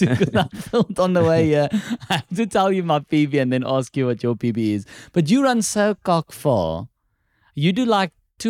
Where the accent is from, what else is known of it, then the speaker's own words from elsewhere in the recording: South Africa; English is a second language; And just like me, he's from South Africa.